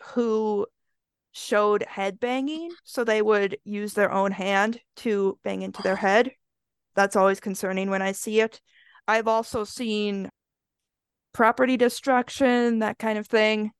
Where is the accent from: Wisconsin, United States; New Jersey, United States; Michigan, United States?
Wisconsin, United States; I grew up in Wisconsin, so the winters get very, very cold.